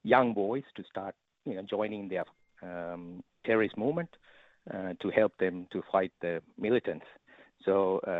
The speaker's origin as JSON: {"language": "English", "country": "Sri Lanka", "tie": "born or raised there", "moved": "yes", "lives_now": "Australia", "said": "I was born in Sri Lanka"}